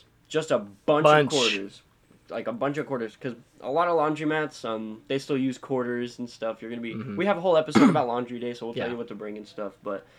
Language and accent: English; San Antonio, Texas, United States; San Antonio, mm-hmm. DCI is my hometown.